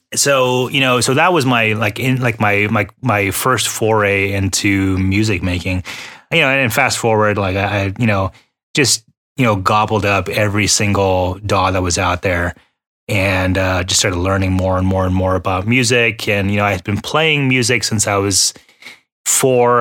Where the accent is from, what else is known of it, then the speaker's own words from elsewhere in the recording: Texas, United States; also born or lived in Houston, Texas; we're both from Texas. You know, I was living in Houston at the time